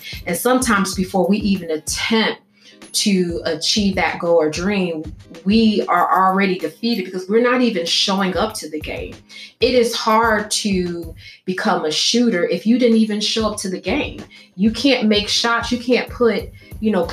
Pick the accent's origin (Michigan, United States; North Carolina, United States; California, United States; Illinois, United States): Illinois, United States; I'm from Illinois.